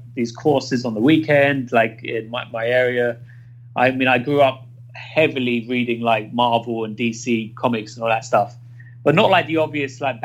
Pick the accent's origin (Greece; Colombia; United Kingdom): United Kingdom; London; I grew up in Ladbroke Grove, which is West London.